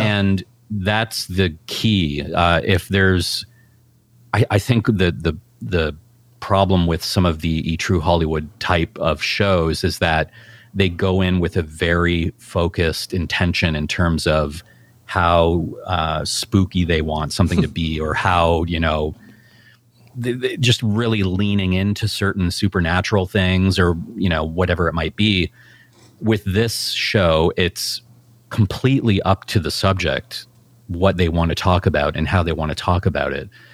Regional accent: Canada; us being Canadian

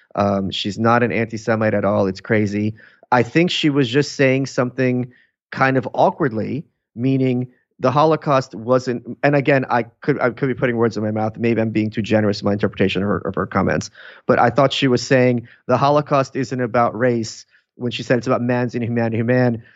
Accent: New York City, New York, United States; also born or lived in Lviv, Ukraine; I grew up in Brooklyn. I was born there.

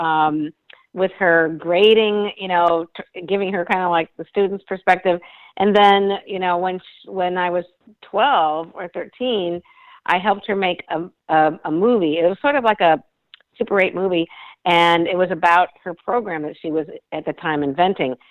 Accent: suburbs of Chicago, Illinois, United States; I grew up in the Midwest. I'm a Midwestern girl, and my whole background was suburbs of Chicago

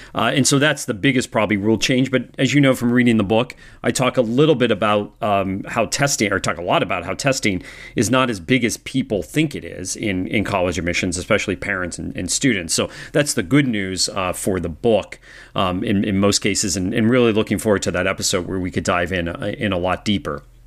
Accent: Washington, District of Columbia, United States; my hometown of, of Washington

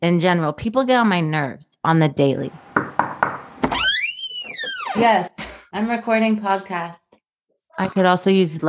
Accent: Kirkland, Washington, United States; now in Los Angeles, United States; I grew up outside of Seattle. So like a suburb of Seattle called Kirkland.

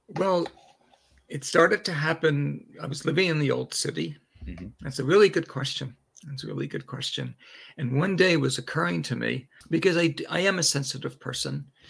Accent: Patchogue, New York, United States; now in Jerusalem, Israel; I was born in New York, Long Island, New York, in the 50s. I'm a baby boomer, raised in a very loving home with two sisters. Uh, we were members of the only synagogue in town, Patchogue, Long Island, New York.

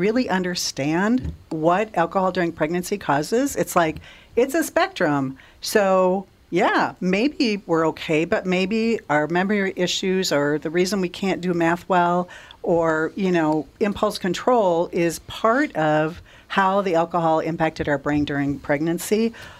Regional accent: Litchfield, Minnesota, United States; I grew up in Litchfield, Minnesota.

